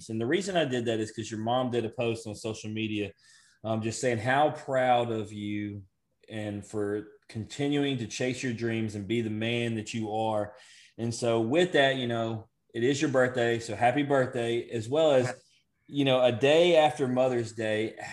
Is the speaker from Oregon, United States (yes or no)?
no; Coldwater, Mississippi, United States; Uh, Coldwater, Mississippi.